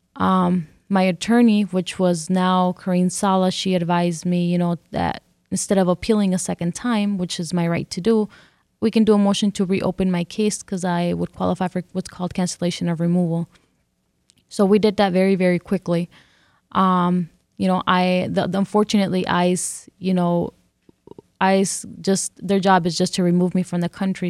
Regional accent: California, United States; first language English; also born or lived in Mexico; now in Detroit, United States; I grew up in California, and this is the only place I know that is home

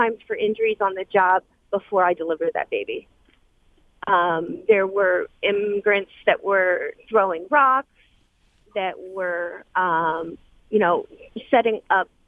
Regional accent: East Coast, United States; moved away as an adult; also born or lived in southern border; now in Macomb, United States; We grew up on the East Coast.

